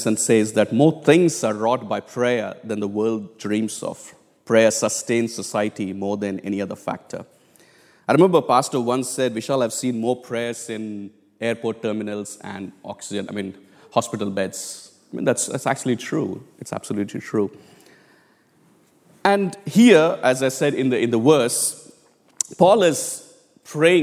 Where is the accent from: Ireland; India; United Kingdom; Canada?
India; moved away; I come from India, it's a very, very common thing for all of us to kneel down in prayer. I mean, in our churches, back home in India, we didn't have chairs